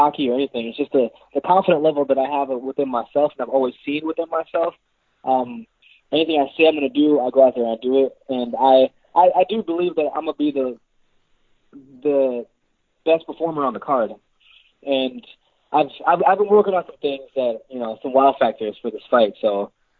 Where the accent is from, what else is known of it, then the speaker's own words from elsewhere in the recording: Jamaica; I'm Jamaican